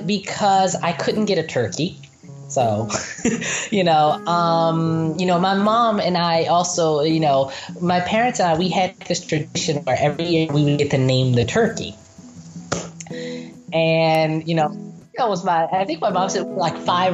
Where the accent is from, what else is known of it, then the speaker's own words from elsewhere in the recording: Philadelphia, Pennsylvania, United States; moved away as an adult; now in Nanterre, France; I was born in Philadelphia.